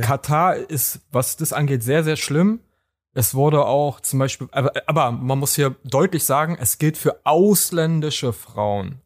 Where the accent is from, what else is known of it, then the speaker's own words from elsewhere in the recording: Berlin, Germany; bei uns in Berlin